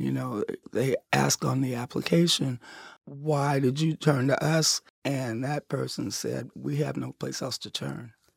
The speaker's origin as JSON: {"language": "English", "town": "Cincinnati", "region": "Ohio", "country": "United States", "also_born_or_lived": "New England", "moved": "as an adult", "said": "I was gone from Cincinnati about thirty years"}